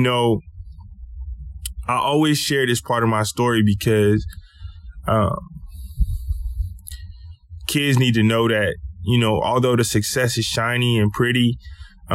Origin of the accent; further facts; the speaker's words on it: Lake Charles, Louisiana, United States; I grew up in Lake Charles, Louisiana, in a little neighborhood called Car Shop